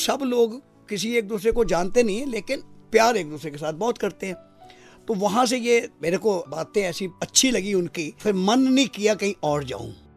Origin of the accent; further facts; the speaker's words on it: Delhi, India; also born or lived in Punjab; थोड़ा सा होश संभाला तो पंजाब से दिल्ली आ गए दिल्ली में आकर जब दिल्ली में पहुंचे पहुंचते ही स्कूल में गया